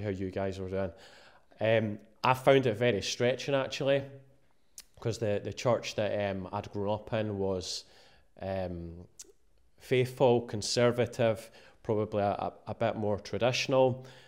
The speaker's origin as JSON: {"language": "English", "town": "Musselburgh", "region": "Scotland", "country": "United Kingdom", "tie": "born or raised there", "said": "I grew up in a town called Mosselboro, eh, just outside Edinburgh"}